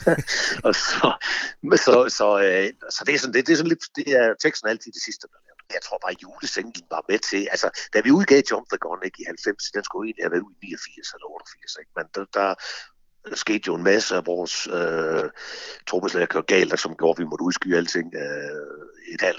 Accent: Horsens, Central Denmark Region, Denmark; nu kommer vi fra Horsens, ikke?

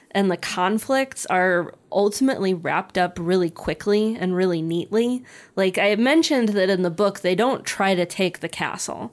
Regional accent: United States; being American

